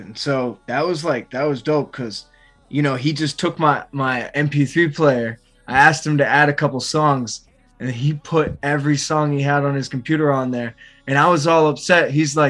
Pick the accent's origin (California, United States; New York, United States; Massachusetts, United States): Massachusetts, United States; I'm just 23 from Massachusetts.